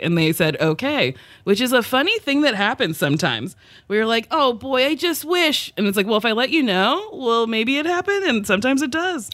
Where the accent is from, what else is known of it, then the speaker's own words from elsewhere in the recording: New Jersey, United States; I grew up in Jersey